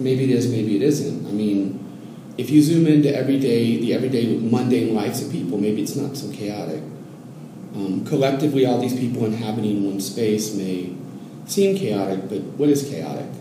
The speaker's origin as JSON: {"language": "English", "region": "Oregon coast", "country": "United States", "moved": "as an adult", "lives_now": "Mexico City, Mexico", "said": "I'm from the Oregon coast."}